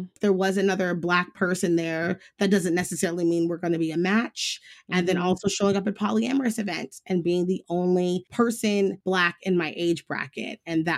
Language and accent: English; Midwest, United States; now in Los Angeles, United States; Growing up in the Midwest was really odd. It was very stifling. I remember even one of the main reasons why I chose to move to Los Angeles was I wanted to live somewhere that fit me better.